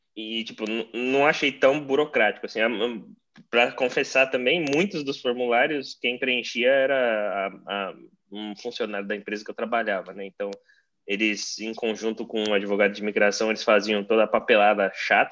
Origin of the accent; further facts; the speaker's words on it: Brazil; now in United States; eu fui para meu país de origem para poder visitar minha família